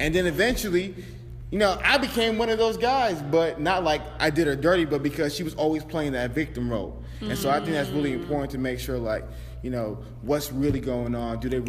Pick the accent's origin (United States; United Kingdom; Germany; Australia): United States; Atlanta, Georgia; Bro, I'm from Atlanta. I'm from Atlanta.